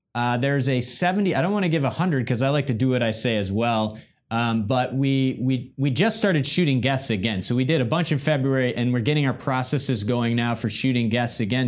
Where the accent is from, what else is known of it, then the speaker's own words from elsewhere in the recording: Midwest, United States; We're both from the Midwest